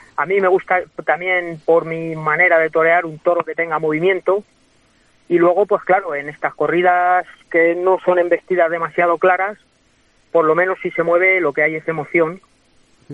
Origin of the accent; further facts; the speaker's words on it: Guadalajara, Castilla-La Mancha, Spain; now in Madrid, Spain; soy de Guadalajara y voy mucho, pero, pero mi residencia es Madrid